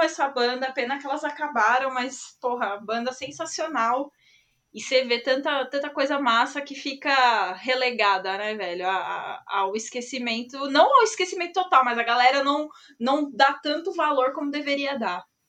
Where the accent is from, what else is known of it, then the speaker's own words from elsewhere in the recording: São Paulo, Brazil; Sou de São Paulo